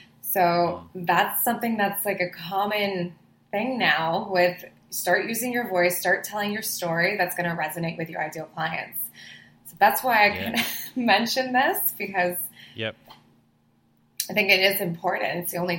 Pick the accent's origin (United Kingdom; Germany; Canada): Canada; Toronto, Ontario; born or raised there; also born or lived in Cayman Islands